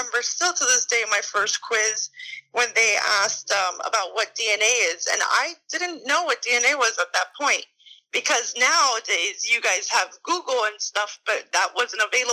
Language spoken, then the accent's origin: English; Miami, Florida, United States; I'm from Miami, Florida. I was born and raised here